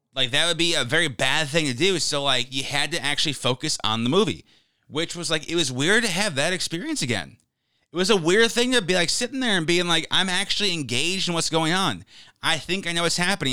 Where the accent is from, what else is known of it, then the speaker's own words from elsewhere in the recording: United States; I'm an American